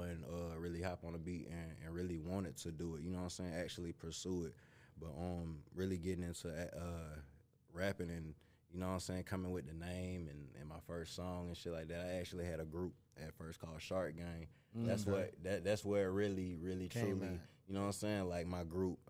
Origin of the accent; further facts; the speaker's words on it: Vidalia, Georgia, United States; also born or lived in Miami, Florida; Growing up down south did have a lot to do with me wanting to do music as well, too. Like I say, I was born in Miami, so going to where I went to in Vidalia